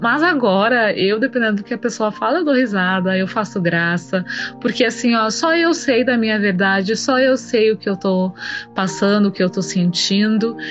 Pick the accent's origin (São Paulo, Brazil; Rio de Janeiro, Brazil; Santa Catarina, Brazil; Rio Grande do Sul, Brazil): Rio Grande do Sul, Brazil; also born or lived in Santa Maria, Brazil; sou gaúcha, moro em Santa Maria, Rio Grande do Sul.